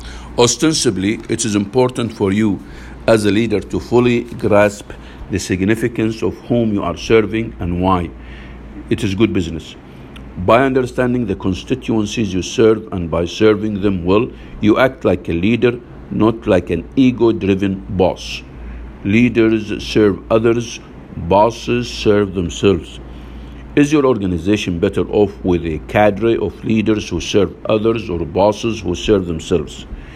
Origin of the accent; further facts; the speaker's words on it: Massachusetts, United States; It is a tradition in my home state. It's a tradition in my home state of Massachusetts